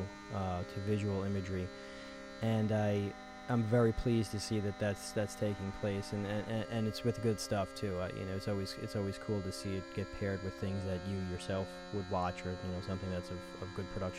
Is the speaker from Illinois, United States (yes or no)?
no; New York, United States; Washington Avenue. That is the street on which I grew up in New York